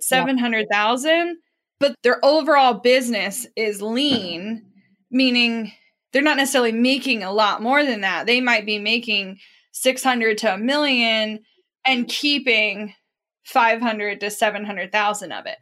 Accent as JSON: {"language": "English", "region": "Midwest", "country": "United States", "tie": "born or raised there", "said": "we grew up in the Midwest"}